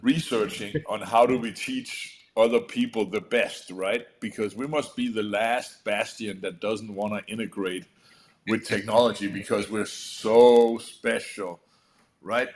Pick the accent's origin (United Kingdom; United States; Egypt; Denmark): Denmark; moved away; I come from Europe where um, you actually have in uh, Denmark where you actually have to have an education called uh, an adult educator